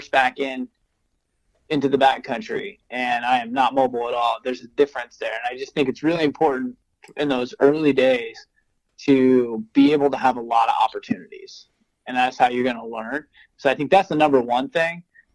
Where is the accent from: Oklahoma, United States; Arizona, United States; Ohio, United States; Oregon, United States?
Oregon, United States; So I grew up in Oregon